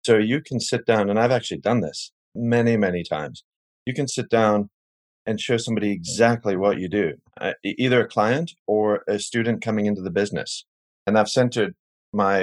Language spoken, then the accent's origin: English; Cape Town, Western Cape, South Africa; moved away; I grew up in Cape Town, South Africa, and it was during the apartheid era